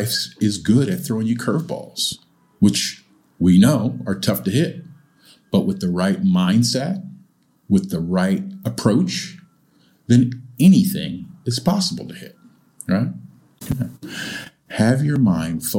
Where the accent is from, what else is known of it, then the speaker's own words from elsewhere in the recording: California, United States; moved away as an adult; also born or lived in Japan; now in Changzhou, China; I'm from California, and I grew up having a few big earthquakes